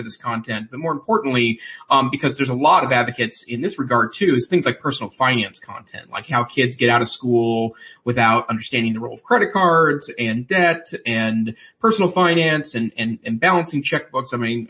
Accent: Montana, United States; my home state, which is Montana.

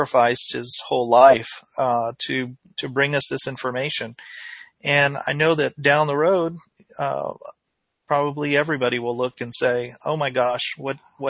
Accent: United States; I'm an American

